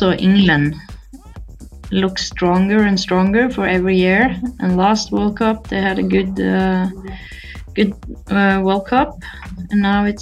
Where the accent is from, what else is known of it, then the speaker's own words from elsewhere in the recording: Norway; my hometown, Momoen, a small town with 800 people